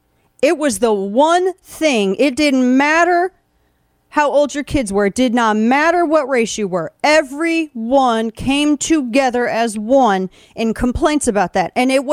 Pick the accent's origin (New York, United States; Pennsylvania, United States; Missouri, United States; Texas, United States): Missouri, United States; St. Louis; my hometown of St. Louis. I was a city booster. I lived in the city. I lived on a regular street like everybody else in the city.